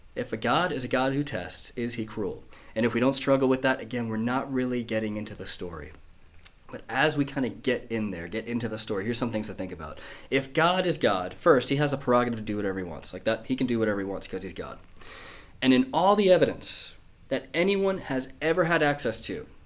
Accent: United States; moved away as an adult; now in Manchester, United Kingdom; my accent's not quite northern. I'm not from here. I was born in America

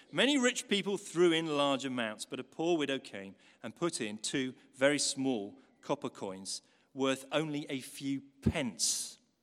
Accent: Newcastle, North East England, United Kingdom; When I was a kid, growing up in Newcastle

